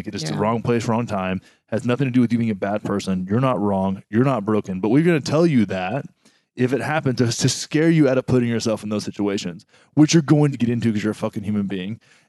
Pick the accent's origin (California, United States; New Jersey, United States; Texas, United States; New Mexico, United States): Texas, United States; I grew up in Texas, man. Texas.